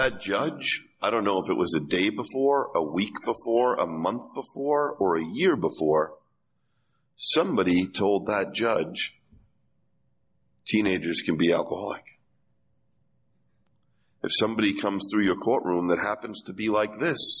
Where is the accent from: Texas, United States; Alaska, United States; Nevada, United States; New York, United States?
New York, United States; I'm a kid from Irish Catholic New York who went to public school